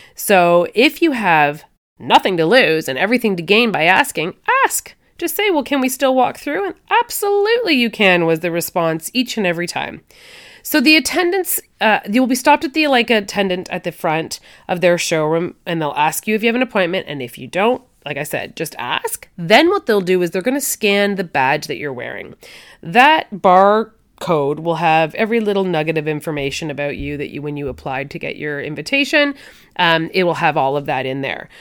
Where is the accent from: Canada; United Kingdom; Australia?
Canada; I'm Canadian